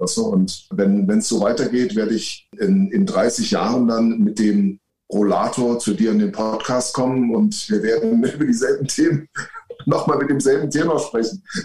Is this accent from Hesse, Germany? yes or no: no; near Leipzig, Saxony, Germany; ich bin in der Nähe von Leipzig geboren